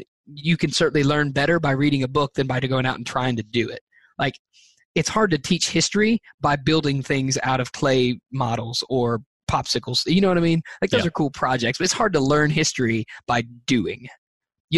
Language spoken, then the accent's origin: English; the South, United States; I'm from the South